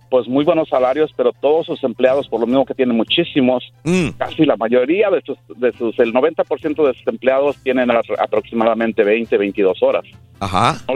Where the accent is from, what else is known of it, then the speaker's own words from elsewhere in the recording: Mexico; cuando llegué aquí, pues, de allá de México, igual era de decir tres trabajos